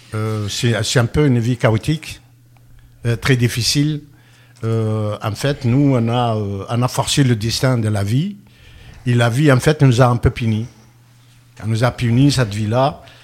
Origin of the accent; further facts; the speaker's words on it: France; chez nous, en France